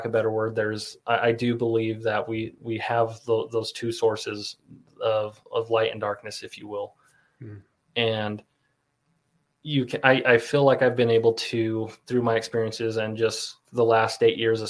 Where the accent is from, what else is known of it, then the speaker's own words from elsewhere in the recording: Pingree, Idaho, United States; growing up in Southeast Idaho, you know, the Shoshone Bannock Reservation. I grew up right across the river in the Pingree area.